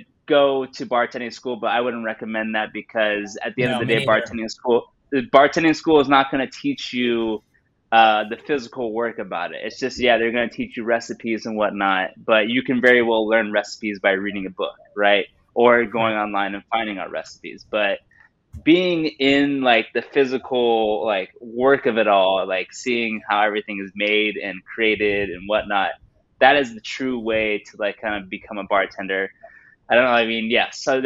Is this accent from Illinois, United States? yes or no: no; San Diego, California, United States; also born or lived in Bay Area; now in Los Angeles, United States; I was born in LA, raised in San Diego, went up to the Bay Area and got my bachelor's in audio engineering